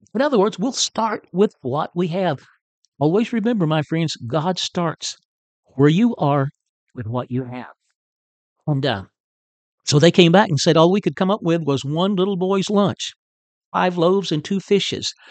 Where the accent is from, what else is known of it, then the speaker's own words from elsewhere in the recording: Chicota, Texas, United States; moved away as an adult; also born or lived in California / Oklahoma / New Brunswick, Canada; I'm a Texan, in case you don't know and uh, I'm a native of, of north northeast Texas. Uh, grew up in Chicota, Texas, uh, which is not too far from Paris.